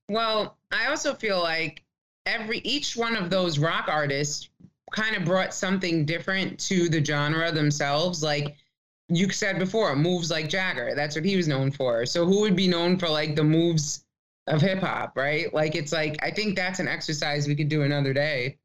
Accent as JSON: {"language": "English", "town": "New York City", "region": "New York", "country": "United States", "said": "I as a New Yorker"}